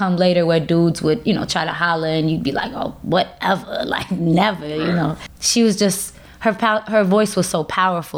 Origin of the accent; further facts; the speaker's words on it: Chicago, Illinois, United States; I'm from Uptown Chicago